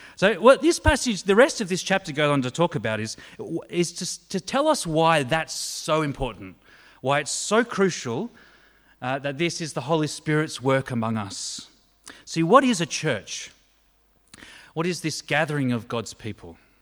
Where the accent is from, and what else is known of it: Australia